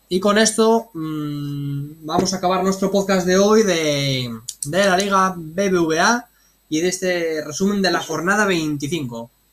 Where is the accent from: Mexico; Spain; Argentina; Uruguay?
Spain; nosotros eh, somos de aquí, de España